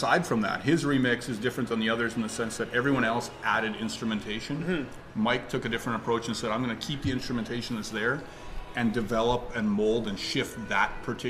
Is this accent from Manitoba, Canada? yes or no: yes; Niverville, Manitoba, Canada; I'm from Niverville.